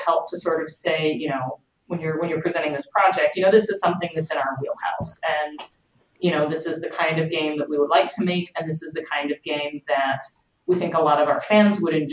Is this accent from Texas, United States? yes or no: yes; Katy, Texas, United States; moved away as an adult; also born or lived in Houston, Texas; now in California, United States; I'm originally from Katy, Texas, which is a suburb of Houston. Actually moved out to California to start Obsidian about 4.5 years ago.